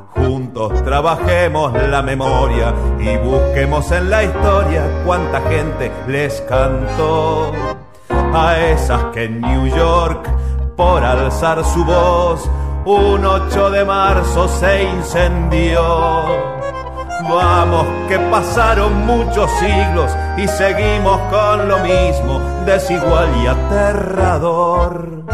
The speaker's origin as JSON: {"language": "Spanish", "region": "Mendoza", "country": "Argentina", "said": "soy músico de Mendoza"}